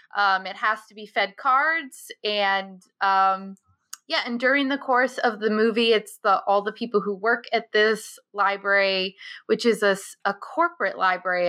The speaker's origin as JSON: {"language": "English", "town": "Scituate", "country": "United States", "tie": "born or raised there", "said": "growing up in Situate"}